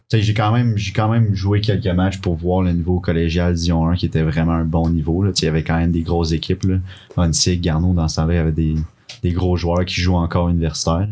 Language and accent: French; Quebec City, Quebec, Canada; also born or lived in Laurentides; now in Sherbrooke, Canada; Je viens de Québec à la base. Puis ça fait plusieurs années que j'habite dans les Laurentides avec mes parents